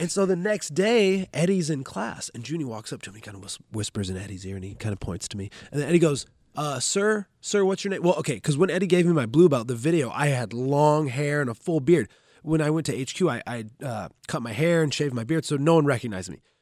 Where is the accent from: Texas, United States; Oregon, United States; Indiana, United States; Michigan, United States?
Oregon, United States; Grants Pass; now in Bellevue, United States; I'm from Grants Pass, Oregon. It's a, it's a small town in, in Southern Oregon